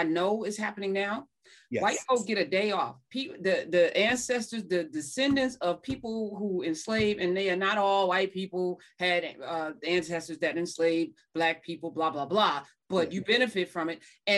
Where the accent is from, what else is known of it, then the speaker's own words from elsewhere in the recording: East Orange, New Jersey, United States; growing up in East Orange, New Jersey